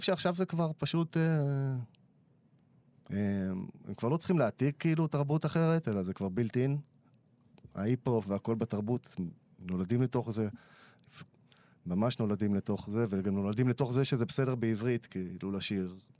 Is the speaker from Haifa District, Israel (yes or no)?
no; Yavne, Central District, Israel; הכל חבר'ה מיבנה מהשכונה שב"כ סמך, אתה יודע, שגדלנו ביחד